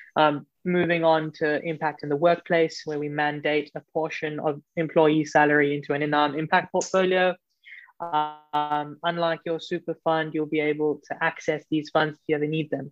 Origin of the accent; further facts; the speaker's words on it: Johannesburg, Gauteng, South Africa; I grew up in South Africa, um, in Johannesburg.